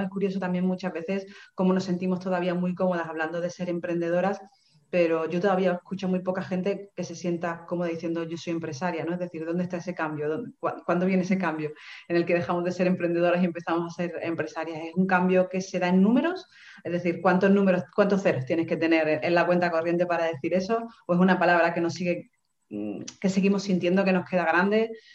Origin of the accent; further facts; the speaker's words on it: Seville, Andalusia, Spain; moved away as an adult; also born or lived in England; now in Málaga, Spain; yo soy de Sevilla y me vengo a Málaga, que es una ciudad nueva para mí